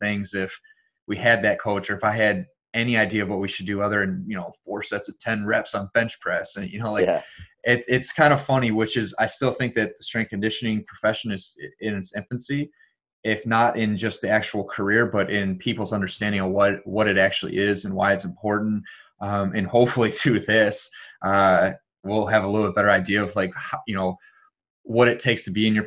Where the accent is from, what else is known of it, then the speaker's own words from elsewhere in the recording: Detroit, Michigan, United States; I'm from Detroit